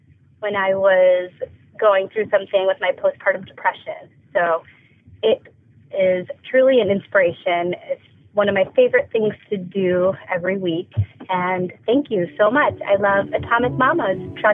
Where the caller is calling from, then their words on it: Los Gatos, California, United States; I'm calling from Northern California, Los Gatos.